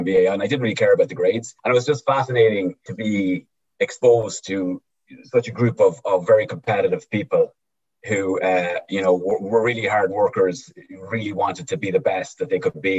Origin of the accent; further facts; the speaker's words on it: East Cavan, Ulster, Ireland; moved away as an adult; now in United States; I'm from East Cavan